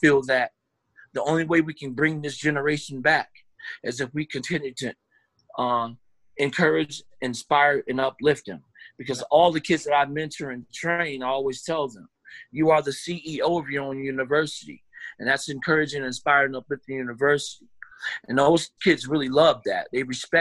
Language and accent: English; Elgin, Illinois, United States; born and raised in Elgin, Illinois